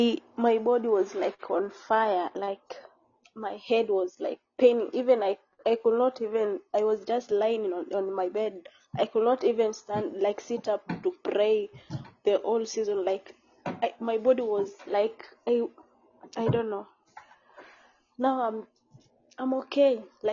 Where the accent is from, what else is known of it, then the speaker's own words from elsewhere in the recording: Kenya; now in Saudi Arabia; Yeah, I'm from Kenya.